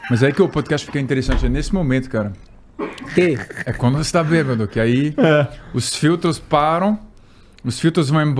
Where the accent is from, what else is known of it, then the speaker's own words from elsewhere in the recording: Paris, Île-de-France, France; Portuguese is a second language; Sou de Paris, mas pelo amor de Deus, né?